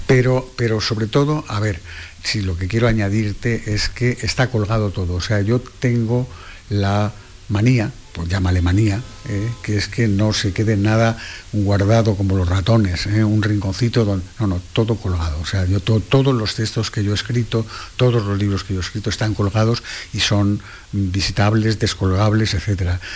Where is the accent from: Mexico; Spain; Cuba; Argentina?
Spain; Cádiz, Andalusia; yo soy de Cádiz